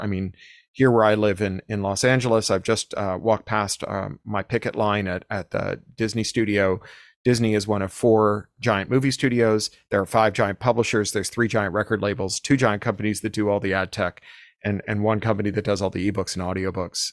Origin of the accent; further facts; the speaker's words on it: Toronto, Ontario, Canada; when I was growing up in Toronto